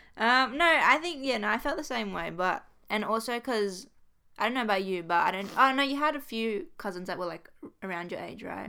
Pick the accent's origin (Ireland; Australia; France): Australia; New South Wales; we're from New South Wales. We live in Sydney.